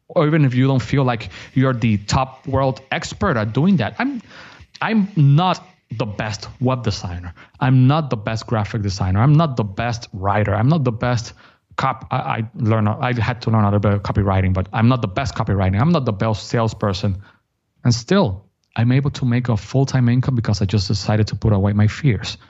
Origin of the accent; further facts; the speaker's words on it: Dominican Republic; first language Spanish; English is a second language; I'm from Dominican Republic